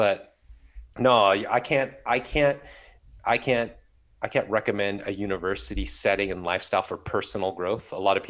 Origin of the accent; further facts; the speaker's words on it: Southern California, United States; moved away; I was born and raised in Southern California.